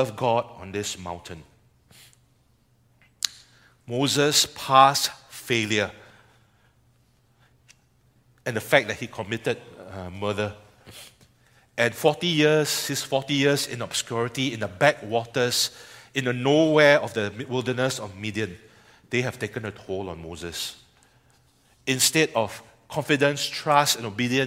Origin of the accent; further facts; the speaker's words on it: Singapore; as a Singaporean